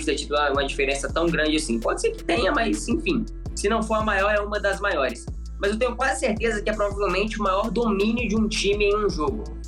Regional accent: Minas Gerais, Brazil; a gente é de Minas

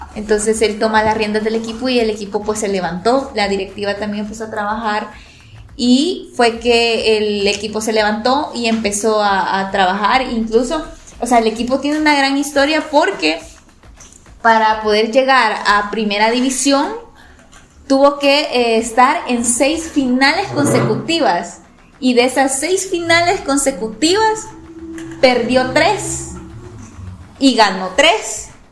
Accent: Rosario de La Paz, La Paz, El Salvador; Soy de El Salvador, específicamente, eh, bueno, acá en México ustedes les dicen estado, nosotros les decimos departamentos. Yo soy originaria del departamento de La Paz, o sea, zona costera, y del municipio de Rosario

